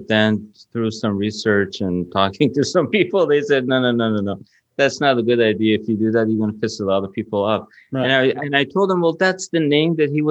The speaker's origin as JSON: {"language": "English", "country": "Iran", "moved": "yes", "said": "I'm from Iran."}